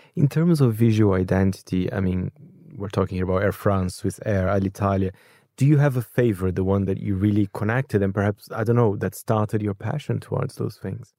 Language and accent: English; Brazil; moved away; my home country, Brazil